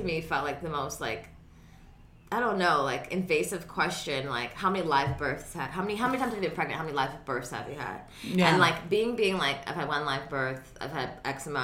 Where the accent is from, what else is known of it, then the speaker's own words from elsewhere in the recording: California, United States; also born or lived in Georgia; growing up in California